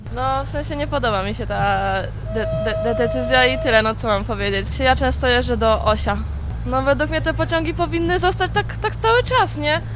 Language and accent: Polish; Ukraine; Polish is a second language; now in Poland; Ja sam z Ukrainy